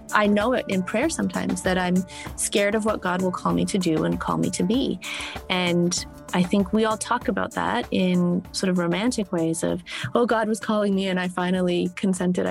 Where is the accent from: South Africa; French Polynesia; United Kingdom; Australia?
United Kingdom; South of England; also born or lived in Southern United States; now in United States; As a child, and growing up in the south of England, I had a very strong sense that I was biracial.